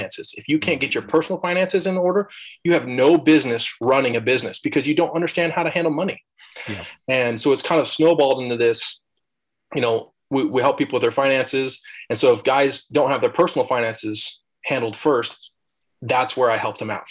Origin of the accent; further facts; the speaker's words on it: Idaho, United States; also born or lived in Alaska / Hawaii; I was originally born in Alaska and family moved down here, moved to Idaho for a little bit. And then my folks actually helped start a church over in Hawaii. So when I was, I don't know, 9, 10 years old, moved to Hawaii for 3 years. Then we moved back to Idaho and I lived in Idaho ever since